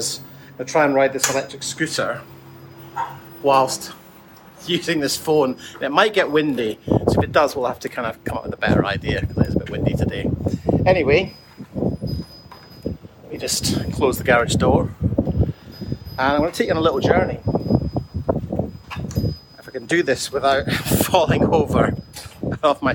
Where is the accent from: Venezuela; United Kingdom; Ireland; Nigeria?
United Kingdom; Scotland; moved away; I grew up in Scotland